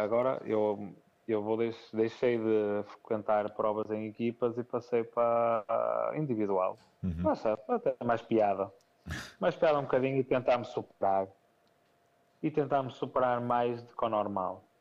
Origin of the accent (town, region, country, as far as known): Portugal; also born or lived in Póvoa